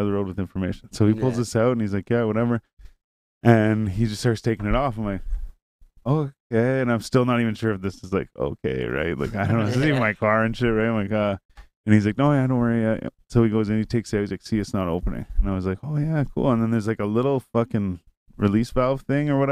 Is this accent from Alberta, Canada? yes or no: no; Renfrew, Ontario, Canada; I'm like, oh, Renfrew